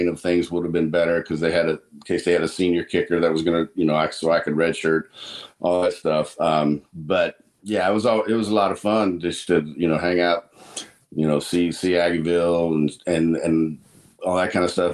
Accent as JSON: {"language": "English", "town": "Salina", "region": "Kansas", "country": "United States", "tie": "born or raised there", "also_born_or_lived": "California", "moved": "yes", "lives_now": "Texas, United States", "said": "I was born in Salina, lived there, then to like third grade"}